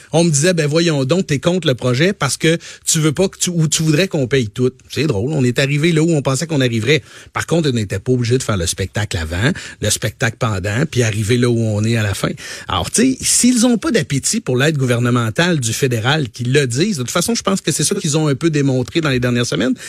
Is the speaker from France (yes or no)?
no; Quebec, Canada; je suis du Saguenay-Lac-Saint-Jean